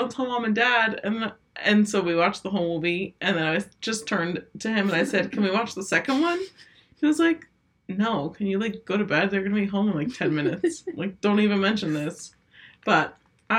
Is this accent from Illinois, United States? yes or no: no; New Jersey, United States; We're from New Jersey